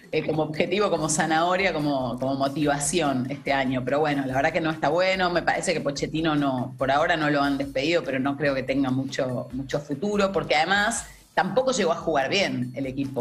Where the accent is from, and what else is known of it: Argentina